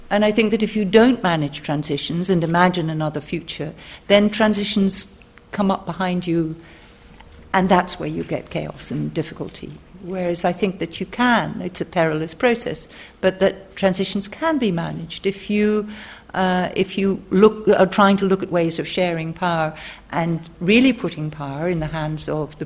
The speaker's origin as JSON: {"language": "English", "region": "Scotland", "country": "United Kingdom", "said": "I'm from Scotland"}